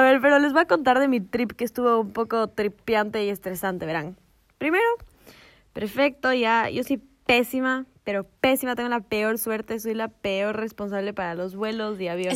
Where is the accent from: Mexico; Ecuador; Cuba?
Ecuador; nosotras que éramos las, dos longas ecuatorianas